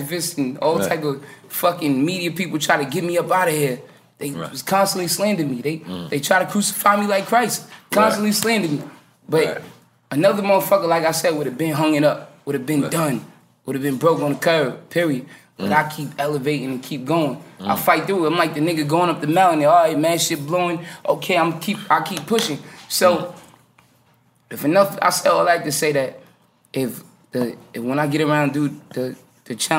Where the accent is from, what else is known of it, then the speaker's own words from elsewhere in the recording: New York City, New York, United States; I'm still from Brooklyn